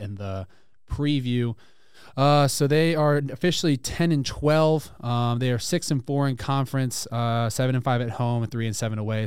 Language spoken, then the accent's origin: English; Louisiana, United States; moved away as an adult; I'm from Louisiana